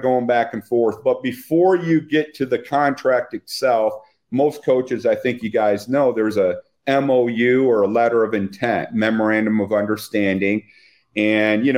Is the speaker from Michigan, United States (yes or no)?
yes; Flint, Michigan, United States; I'm from Flint, Michigan